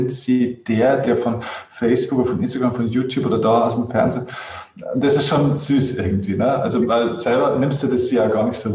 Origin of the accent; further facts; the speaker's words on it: Bavaria, Germany; Ja, freilich, ich bin sogar aus Niederbayern.